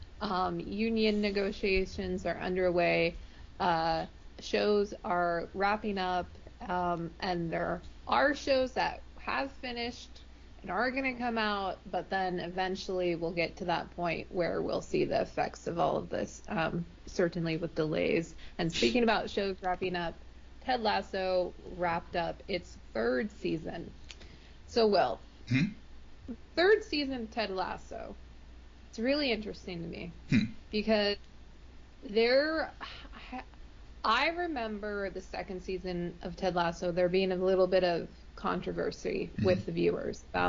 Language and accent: English; United States; I'm American